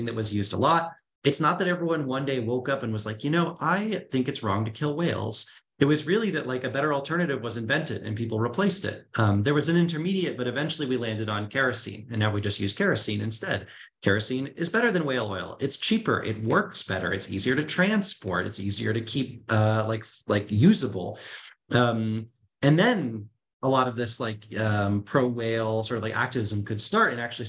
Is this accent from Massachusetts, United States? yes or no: yes; North Shore of Boston, Massachusetts, United States; moved away; I grew up on the North Shore of Boston.